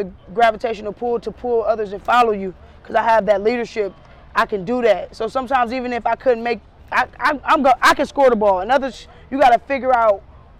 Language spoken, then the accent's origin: English; Garfield Heights, Ohio, United States; also born or lived in Cleveland, Ohio; I grew up in Garfield Heights as far as like my high school days